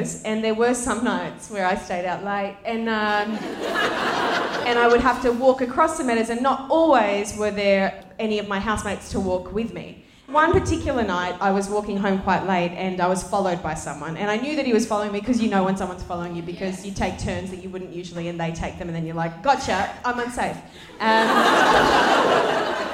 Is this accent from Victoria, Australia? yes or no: no; Sydney, New South Wales, Australia; I grew up in Western Sydney. I went to school in Western Sydney